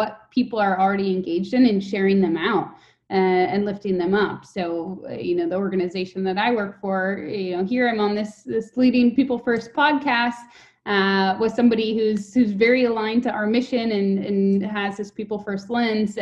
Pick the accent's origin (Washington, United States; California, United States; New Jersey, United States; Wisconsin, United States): Wisconsin, United States; moved away as an adult; also born or lived in Oakland; the city of 80,000 people that I grew up in Wisconsin